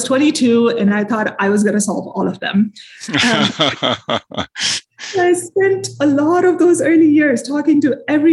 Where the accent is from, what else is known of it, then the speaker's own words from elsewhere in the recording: India; moved away as an adult; also born or lived in Minneapolis, Minnesota; now in United States; I'm from India originally, grew up there.